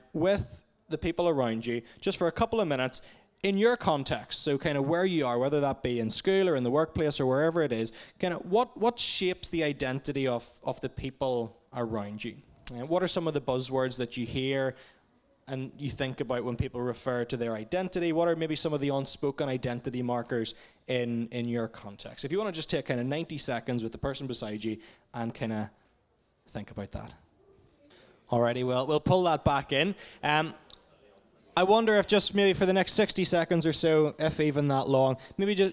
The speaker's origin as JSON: {"language": "English", "town": "Portadown", "region": "Northern Ireland", "country": "United Kingdom", "moved": "as an adult", "lives_now": "Dublin, Ireland", "said": "I'm originally from Portadown, but I've been based in Dublin, Ireland for the last 7 years or so."}